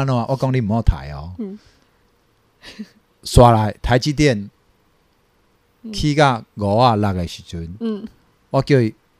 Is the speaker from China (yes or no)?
no; Taiwan; 大部分都听台语啦，因为其实我是哈，我是河洛人啊，对吧？